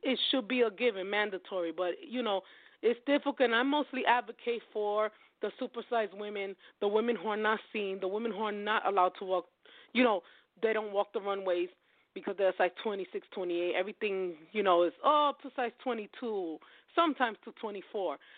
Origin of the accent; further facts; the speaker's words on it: New York, United States; I'm from New York